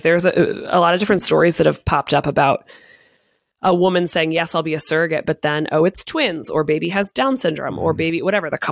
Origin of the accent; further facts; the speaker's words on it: United States; growing up in the United States, in the Catholic Church